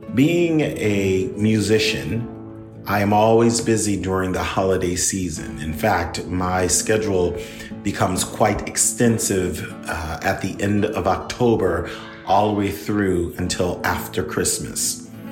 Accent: Philadelphia, Pennsylvania, United States; moved away; my hometown, which is Philadelphia

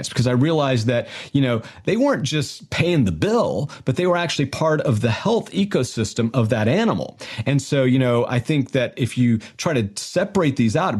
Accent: Florida, United States; also born or lived in Georgia; We grew up in the South. We're both from Georgia. Grew up on the Florida Panhandle

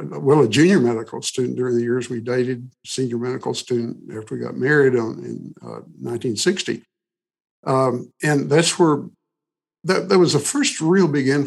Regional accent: Lubbock, Texas, United States; I was born in Lubbock, Texas, to Christian parents, went to the First Baptist Church in Lubbock. There are only two kind of churches there, almost Church of Christ or Baptist. We were in Baptist church

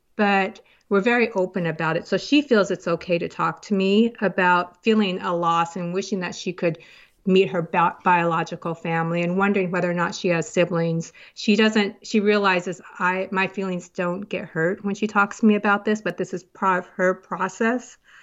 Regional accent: United States; also born or lived in South Korea; now in Woodinville, United States; from an orphanage, a couple of orphanages to foster home, and then I was adopted into the, over to the United States to family in the United States.

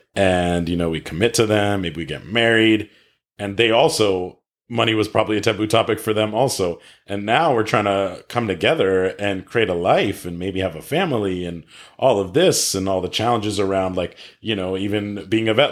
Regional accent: East Coast, United States; moved away as an adult; now in California, United States; I grew up on the East Coast and went to school on the East Coast

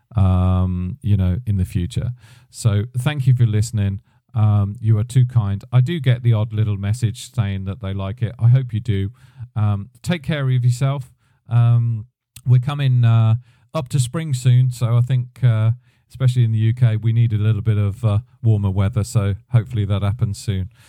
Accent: United Kingdom; me being a British guy

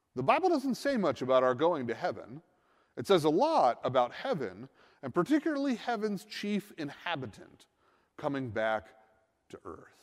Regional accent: Northeast, United States; I'm from the Northeast

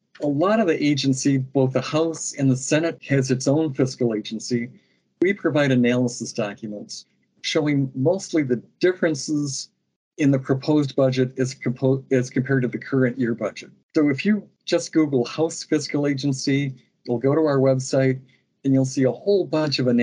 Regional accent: Lansing, Michigan, United States; I grew up in Lansing. I went to Sexton High School

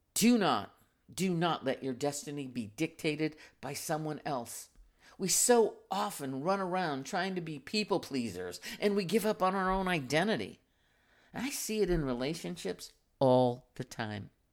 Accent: United States

